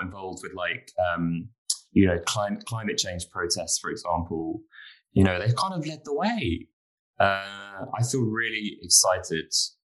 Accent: London, United Kingdom; I grew up in London

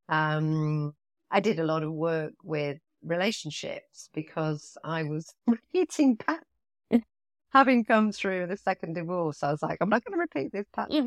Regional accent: Nottingham, East Midlands, United Kingdom; moved away; also born or lived in London / Nassau, Bahamas; I loved growing up in Nottingham.

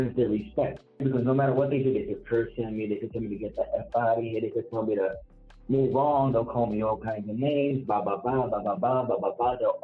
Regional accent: New York City, New York, United States; I'm from the Bronx

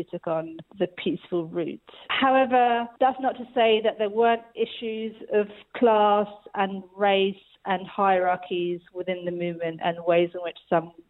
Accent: United Kingdom; I'm British, and I'm of South Asian descent, so I'm a British Asian

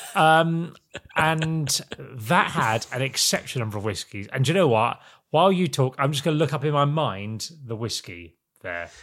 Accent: Norwich, East of England, United Kingdom; I'm from Norwich in the big smoke

